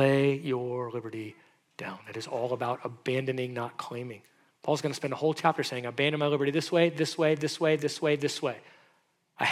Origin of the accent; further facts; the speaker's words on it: United States